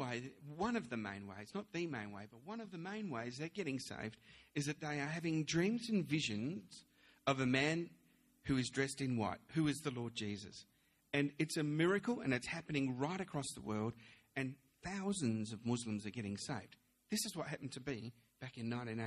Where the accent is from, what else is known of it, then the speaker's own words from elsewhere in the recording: Melbourne, Victoria, Australia; also born or lived in London, United Kingdom; I was born in London. And then when at the age of 7, we came over to Australia, and I was brought up in Melbourne.